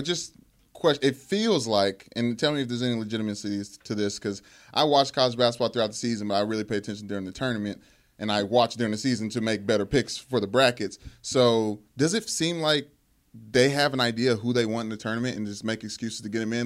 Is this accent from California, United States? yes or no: no; Louisville, Kentucky, United States; Growing up in Louisville